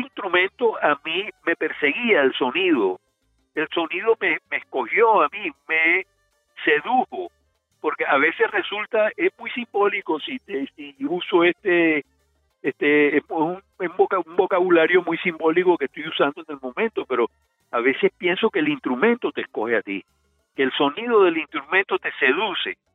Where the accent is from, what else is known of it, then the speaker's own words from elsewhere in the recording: Sincelejo, Sucre, Colombia; en Cincelejo, que era mi tierra, que fue mi tierra natal